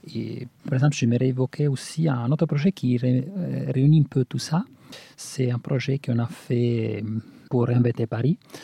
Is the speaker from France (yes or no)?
no; Italy; French is a second language; moved away; Nous, qu'on vient de l'Italie